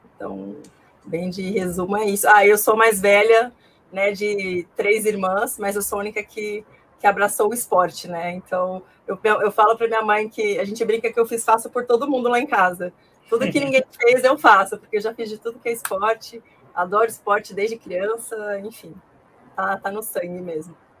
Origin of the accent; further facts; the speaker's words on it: Ji-Paraná, Rondônia, Brazil; moved away as an adult; now in São Paulo, Brazil; Eu sou nascida, né, natural de Paraná, Rondônia